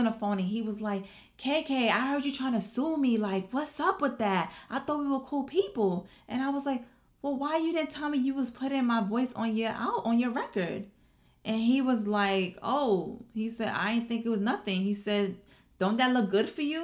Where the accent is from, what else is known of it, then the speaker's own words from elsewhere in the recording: New York City, New York, United States; I'm from Brooklyn